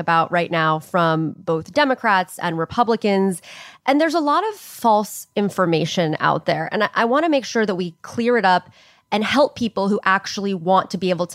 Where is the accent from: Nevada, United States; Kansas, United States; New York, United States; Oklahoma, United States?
Oklahoma, United States; I grew up in Oklahoma